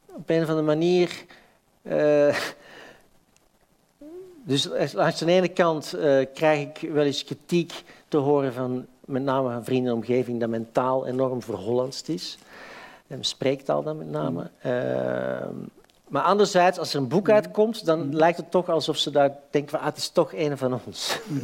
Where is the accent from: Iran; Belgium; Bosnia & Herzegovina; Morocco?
Belgium; Antwerp, Flanders; moved away as an adult; now in Amsterdam, Netherlands; ik ben van Antwerpen.